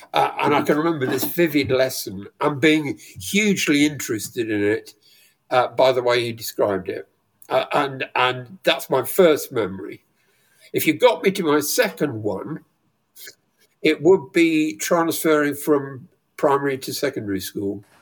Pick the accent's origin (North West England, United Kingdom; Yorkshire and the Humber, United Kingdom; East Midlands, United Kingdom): East Midlands, United Kingdom; rural Leicestershire; I grew up in Le- rural Leicestershire